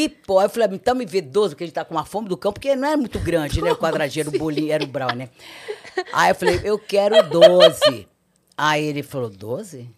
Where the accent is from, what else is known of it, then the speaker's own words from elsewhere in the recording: Ceará, Brazil; eu sou cearense, sou filha de cearense, né?